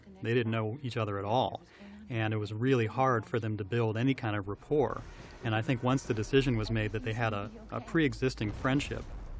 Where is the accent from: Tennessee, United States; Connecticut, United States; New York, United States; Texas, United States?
New York, United States; Yes, I grew up outside of New York, so that was the train line I knew, and that was initially where it was set.